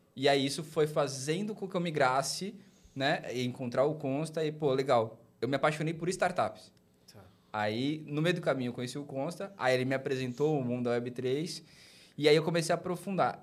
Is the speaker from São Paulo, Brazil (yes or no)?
yes; Baixada Santista, São Paulo, Brazil; now in São José dos Campos, Brazil; eu sou natural de São Paulo, fui criado na Baixada Santista